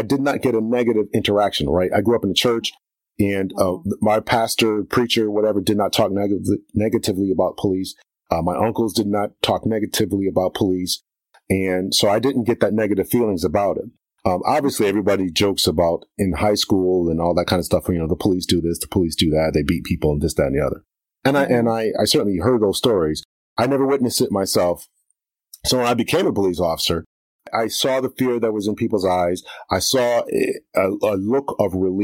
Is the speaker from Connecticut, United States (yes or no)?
yes; Waterbury, Connecticut, United States; I grew up in Waterbury, Connecticut